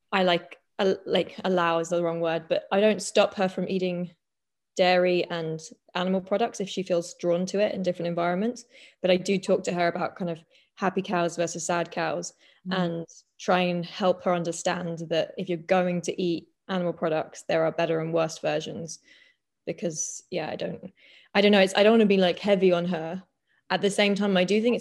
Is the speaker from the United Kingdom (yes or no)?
yes; London, United Kingdom; moved away as an adult; I grew up in London with my mum and my sister, and yeah, like proper like city kid